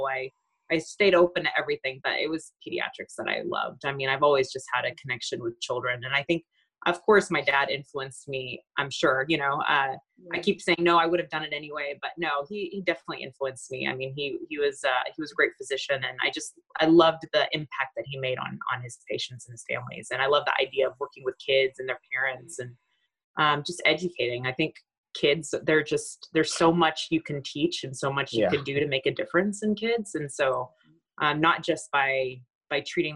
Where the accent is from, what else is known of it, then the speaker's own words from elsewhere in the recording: Beaumont, Texas, United States; I grew up in Beaumont, Texas